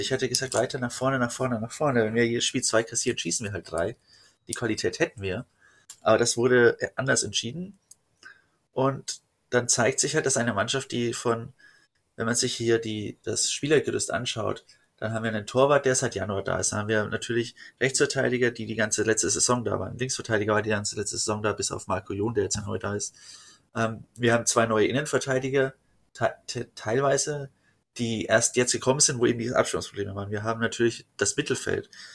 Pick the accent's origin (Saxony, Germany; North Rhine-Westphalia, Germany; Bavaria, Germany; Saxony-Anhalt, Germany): Bavaria, Germany; Fürth; ich komme halt aus Fürth.